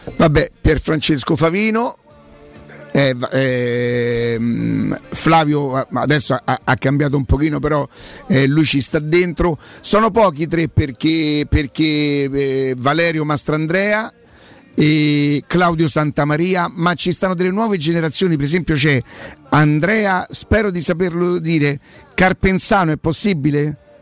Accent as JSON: {"language": "Italian", "town": "Rome", "region": "Lazio", "country": "Italy", "tie": "born or raised there", "said": "non sono nata a Prima Valle ma sono cresciuta a Prima Valle"}